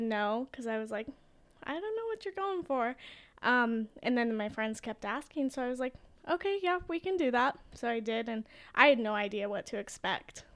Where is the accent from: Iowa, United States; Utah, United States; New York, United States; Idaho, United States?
Idaho, United States; Boise; growing up in Boise